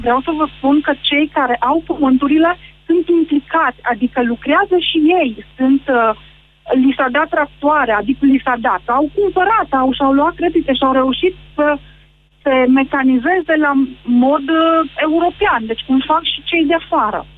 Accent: Arad County, Romania; Eu sunt din Aral

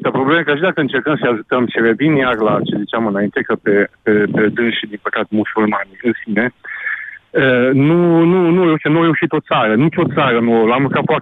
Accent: Romania; Noi, ca români, suntem bai de capul nostru.

